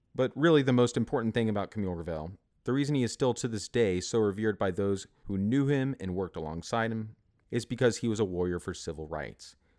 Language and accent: English; Alexandria, Louisiana, United States; my hometown of Alexandria in central Louisiana